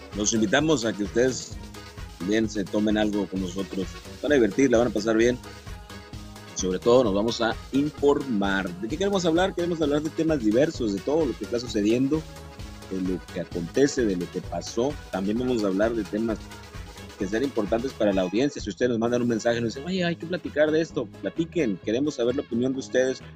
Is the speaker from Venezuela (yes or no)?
no; Mexico; cómo somos los mexicanos